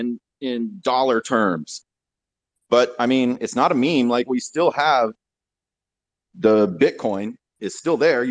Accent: Texas, United States; growing up in Texas

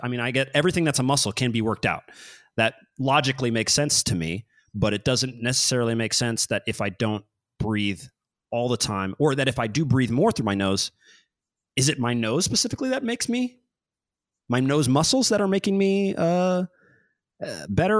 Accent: Kansas City, United States; I'm from Kansas City

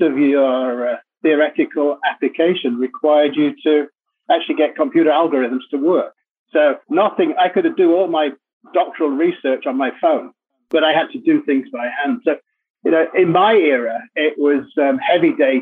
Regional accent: Leeds, Yorkshire and the Humber, United Kingdom; moved away; also born or lived in Japan; I was born in Leeds, which is in Yorkshire

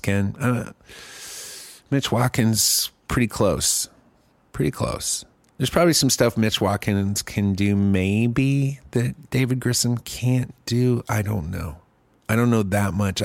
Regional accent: Germany; now in Texas, United States; I grew up in Germany

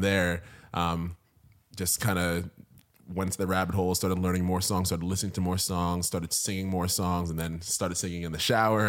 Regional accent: Ottawa, Ontario, Canada; moved away as an adult; now in Toronto, Canada; born and raised in Ottawa, Ontario

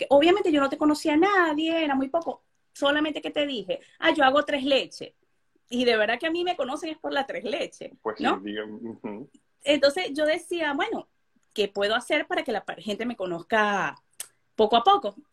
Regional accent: Venezuela; now in Indiana, United States; son venezolanos, somos venezolanos

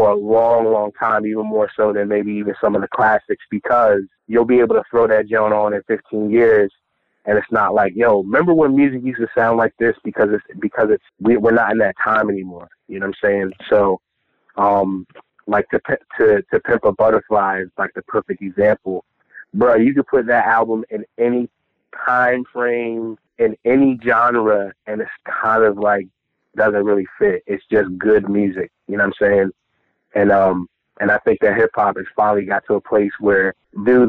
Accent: Northeast, United States; I'm from the Northeast

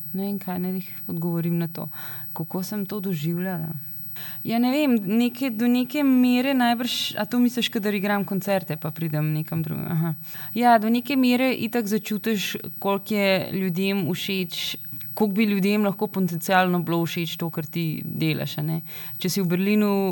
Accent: Slovenia; moved away

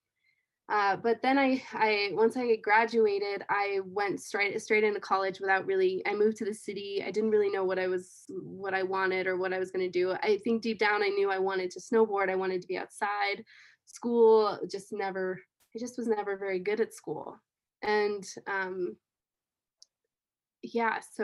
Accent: Rifle, Colorado, United States; I grew up around the Colorado River. It flowed right through my hometown, which was Rifle, in Colorado

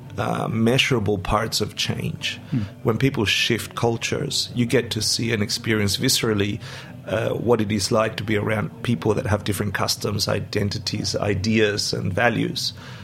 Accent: Argentina; now in Australia; my parents did something consciously that was really quite amazing, which was, from today on, we're Australian, we're no longer Argentinian. You're not allowed to speak Spanish at home.

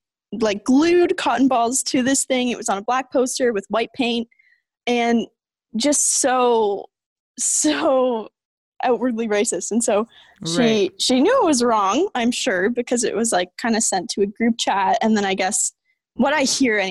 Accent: Kingston, Ontario, Canada; also born or lived in Kemptville, Ontario; I grew up in Kingston and then moved to Kempville, which is like 45 minutes outside of Ottawa

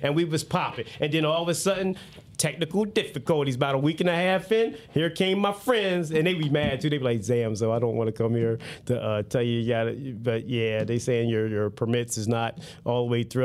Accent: Salem, New Jersey, United States; multi-million dollar business in Salem. That's my hometown

